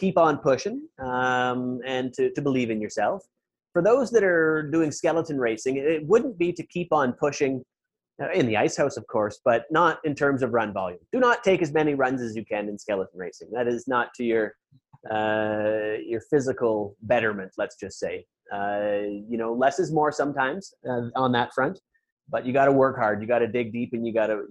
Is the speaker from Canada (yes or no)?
yes; Canada; those nuanced areas of our country